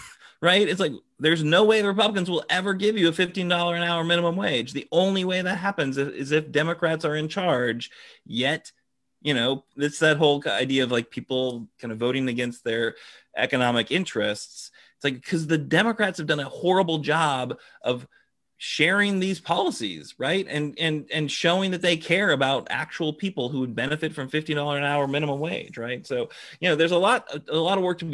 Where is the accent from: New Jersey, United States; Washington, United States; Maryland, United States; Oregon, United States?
Washington, United States; Seattle; I'm from Seattle